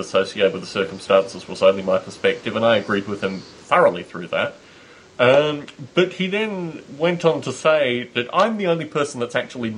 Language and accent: English; Australia; moved away; the reason that I left Australia, was the whole notion that I was in Australia writing as an Australian